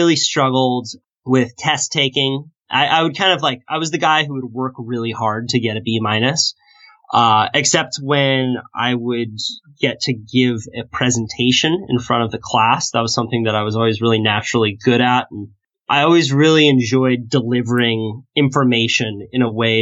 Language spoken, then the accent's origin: English; Santa Cruz, California, United States; I grew up in Santa Cruz, California, and grew up surfing